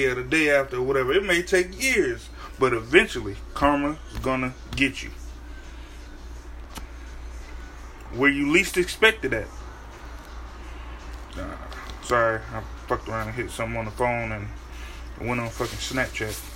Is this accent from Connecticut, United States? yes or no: yes; Connecticut, United States; moved away; I'm on a vacation in my hometown of Connecticut.